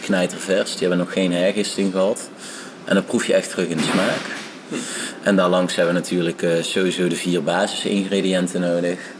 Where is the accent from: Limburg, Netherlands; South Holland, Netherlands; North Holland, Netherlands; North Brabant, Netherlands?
North Brabant, Netherlands; Eindhoven; Ik eh, ben geboren en getogen in Eindhoven